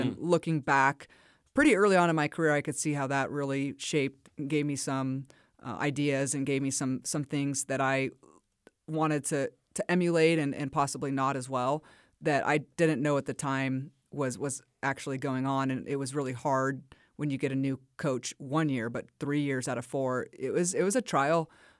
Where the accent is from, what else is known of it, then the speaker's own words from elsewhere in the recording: California, United States; moved away as an adult; also born or lived in Logan, Utah; we're from California.